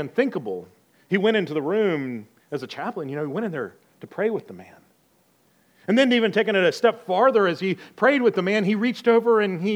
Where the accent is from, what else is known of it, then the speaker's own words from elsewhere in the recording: the South, United States; moved away; I'm from the South